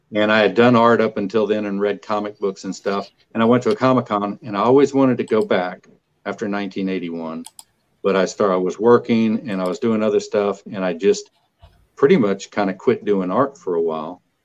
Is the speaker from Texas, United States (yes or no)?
yes; Kilgore, Texas, United States; I was from Kilgore